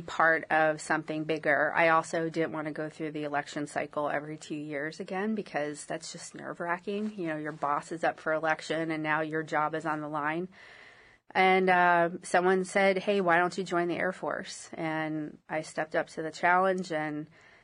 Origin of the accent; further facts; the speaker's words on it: Bethlehem, Pennsylvania, United States; moved away as an adult; also born or lived in Allentown, Pennsylvania; now in Monterey, United States; I grew up in Pennsylvania, born in Allentown, raised in Bethlehem